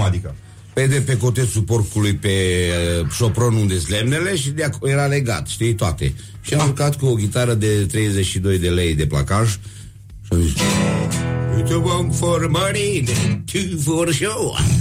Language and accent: Romanian; Romania; Eu trăiesc în România și eu sunt român